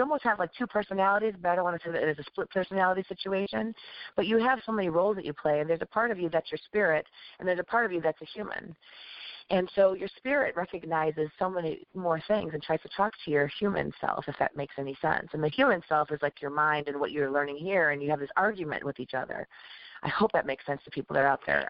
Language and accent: English; Chicago, Illinois, United States; I was born and raised in Chicago, but my parents came from obviously where they came from.